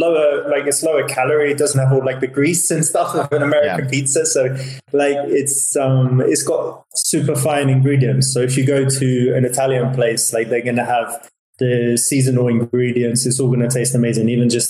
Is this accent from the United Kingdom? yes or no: yes; England, United Kingdom; But what I would say is, as an English person, one of the most popular foods